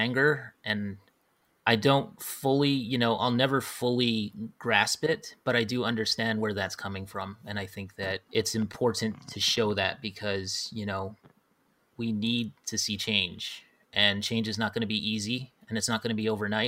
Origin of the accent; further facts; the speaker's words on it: Hawaii, United States; now in mainland United States; growing up in Hawaii and stuff, you grow up there and it's like everybody is mixed